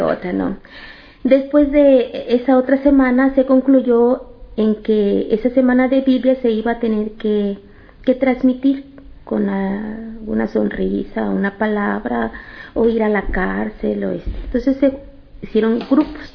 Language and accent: Spanish; Matehuala, San Luis Potosí, Mexico; nací en Matehuala, San Luis Potosí, es la parte norte de la República Mexicana